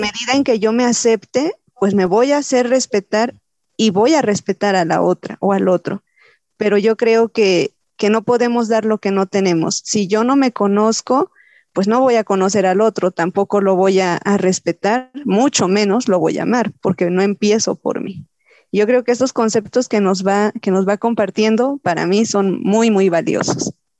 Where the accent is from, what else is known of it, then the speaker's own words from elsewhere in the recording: Mexico; tenemos como cultura mexicana